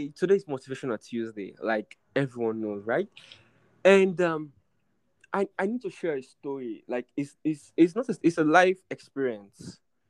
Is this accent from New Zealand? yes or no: no; Sierra Leone; moved away as an adult; now in Uganda; I'm not a Nigerian, I'm a Sierra Leonean.